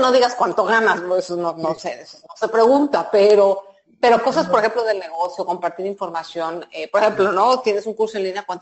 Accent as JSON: {"language": "Spanish", "country": "Mexico"}